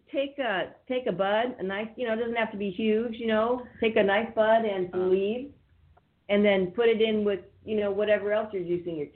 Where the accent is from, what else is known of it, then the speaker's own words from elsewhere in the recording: California, United States; I grew up in Northern California, but I did live in LA for a little while.